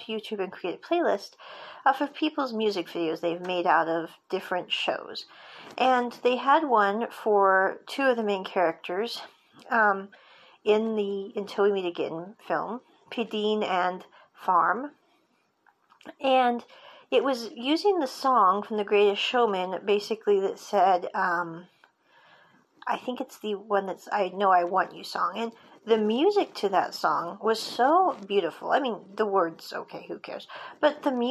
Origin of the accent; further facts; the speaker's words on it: United States; I'm American